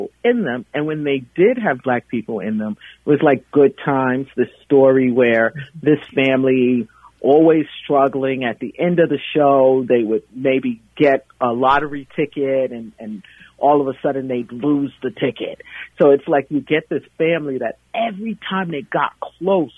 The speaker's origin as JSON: {"language": "English", "town": "New York City", "region": "New York", "country": "United States", "tie": "born or raised there", "said": "I grew up in Brooklyn, New York."}